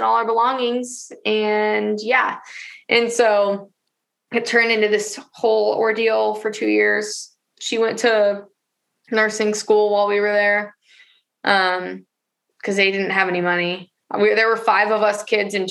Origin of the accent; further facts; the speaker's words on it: Portland, Oregon, United States; also born or lived in Florida; I was born in Portland